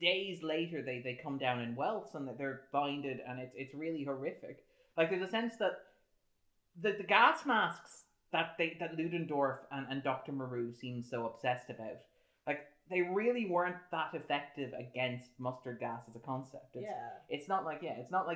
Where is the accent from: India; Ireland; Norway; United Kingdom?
Ireland; as an Irishman